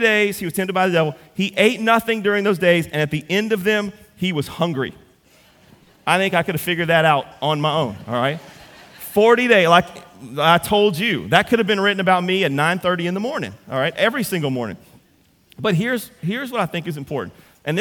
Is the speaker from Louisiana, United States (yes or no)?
yes; Central, Louisiana, United States; I'm from Central.